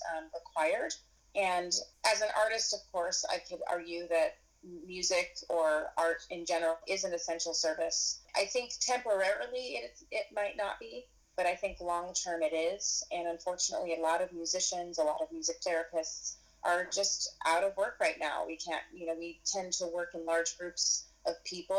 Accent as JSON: {"language": "English", "town": "Spokane", "region": "Washington", "country": "United States", "tie": "born or raised there", "also_born_or_lived": "Seattle / New York", "said": "I grew up in Spokane, Washington"}